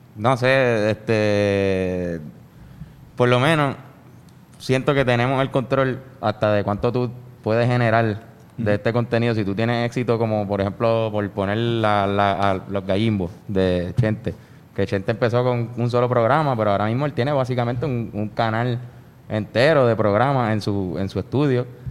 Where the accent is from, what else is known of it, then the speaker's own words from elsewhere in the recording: San Juan, Puerto Rico; also born or lived in Trujillo Alto; Nací en el Presby, después eh, viví por por 10 años en Río Piedra, me mudé hacia mm. me mudé a Trujillo Alto y ahora volví a Río Piedra